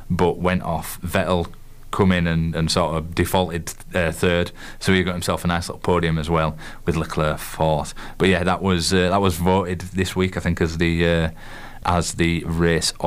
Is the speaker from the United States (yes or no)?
no; Yorkshire and the Humber, United Kingdom; accent: Yorkshire; my miserable Yorkshire accent